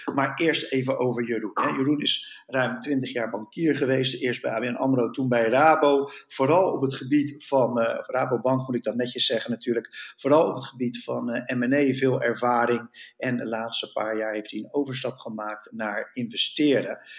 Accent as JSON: {"language": "Dutch", "country": "Netherlands", "said": "als Nederlanders"}